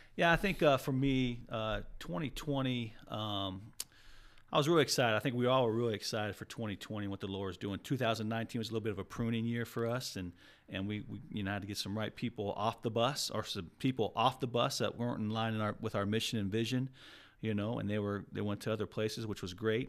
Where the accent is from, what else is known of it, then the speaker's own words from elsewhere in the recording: Arizona, United States; I'm from Arizona